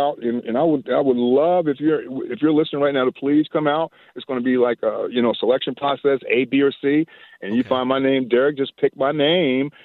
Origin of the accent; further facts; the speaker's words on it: Virginia, United States; I'm from Virginia.